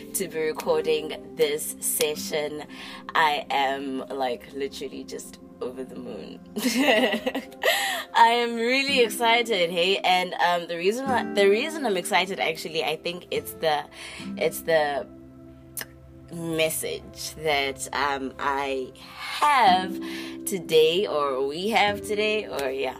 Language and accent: English; South Africa; you are from my home country, SA